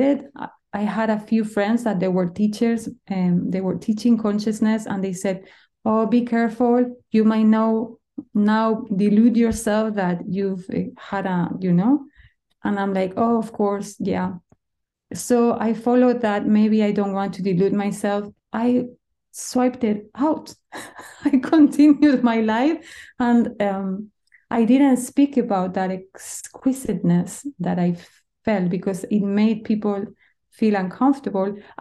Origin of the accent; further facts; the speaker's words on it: Spain; moved away; I come from Spain. You need to understand that food is our culture